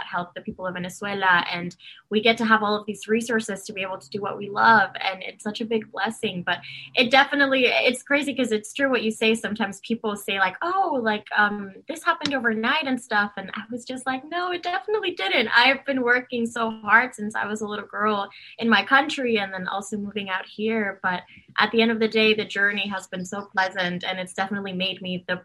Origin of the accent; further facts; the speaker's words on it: Dominican Republic; moved away; I was born and raised in Dominican Republic